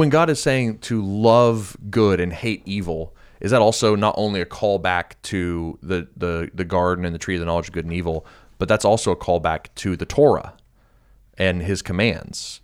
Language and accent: English; United States; being an American